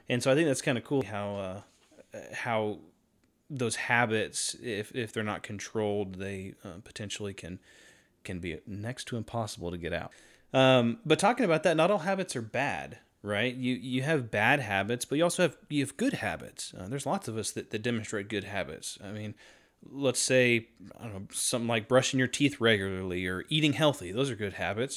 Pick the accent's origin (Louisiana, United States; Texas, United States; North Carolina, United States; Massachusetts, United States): North Carolina, United States; I was born and raised in North Carolina